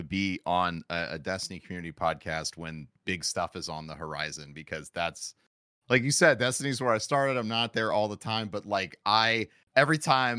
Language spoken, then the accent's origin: English; St. Louis, Missouri, United States; How did you figure out I'm from St. Louis?